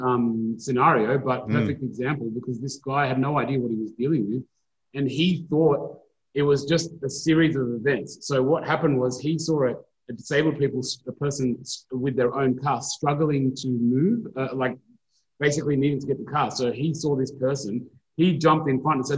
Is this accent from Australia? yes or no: yes; New South Wales, Australia; I'm from New South Wales